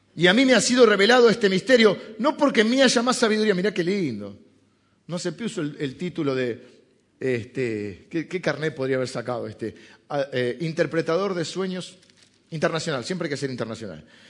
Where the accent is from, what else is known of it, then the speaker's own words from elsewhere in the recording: Argentina; argentinos somos italianos que hablan español